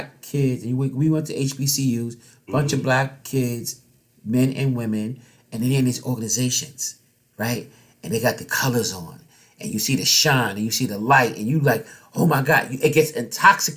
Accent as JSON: {"language": "English", "town": "New York City", "region": "New York", "country": "United States", "tie": "born or raised there", "said": "We grew up in Harlem."}